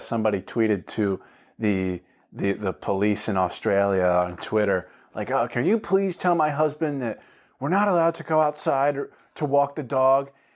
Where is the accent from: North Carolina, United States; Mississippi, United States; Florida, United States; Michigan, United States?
Florida, United States; moved away as an adult; also born or lived in Montgomery County, Pennsylvania; now in Delaware County, Pennsylvania, United States; I'm from Florida